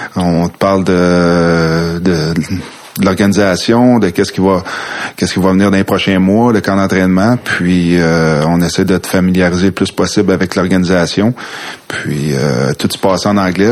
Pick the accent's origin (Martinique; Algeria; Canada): Canada; Quebec City, Quebec; Moi, je viens de Québec. J'ai grandi à Québec, oui, à Villevanie